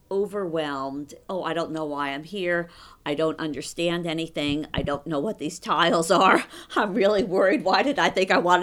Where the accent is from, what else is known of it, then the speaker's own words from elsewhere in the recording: Manhattan, New York, United States; I was growing up when everybody didn't have the need for air conditioning, and people would be gathered around game tables that were set up on the street